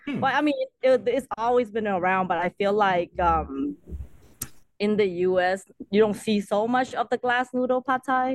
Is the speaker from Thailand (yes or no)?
yes; Thailand; now in Oklahoma City, United States; growing up in Thailand